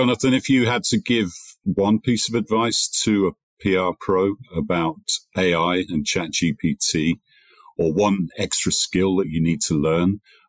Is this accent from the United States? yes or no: no; England, United Kingdom; even as an Englishman.